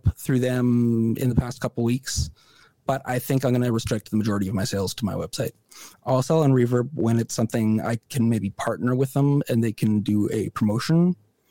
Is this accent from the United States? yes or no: no; Canada; as a Canadian citizen